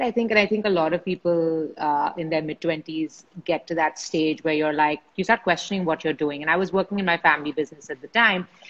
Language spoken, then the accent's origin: English; Mumbai, Maharashtra, India; I grew up in Bombay uh, with in a family of jewelers